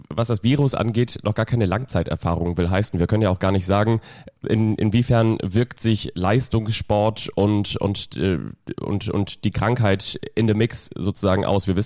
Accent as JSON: {"language": "German", "town": "Kiel", "region": "Schleswig-Holstein", "country": "Germany", "tie": "born or raised there", "said": "ich bin ja in, im Großraum Raum von Kiel aufgewachsen."}